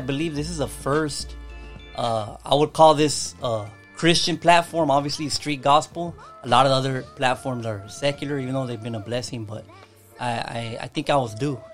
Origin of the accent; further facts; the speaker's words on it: Los Angeles, California, United States; also born or lived in Rosemead, San Gabriel Valley; I was raised, all my family was raised in East LA, Boyle Heights area. I was raised there as well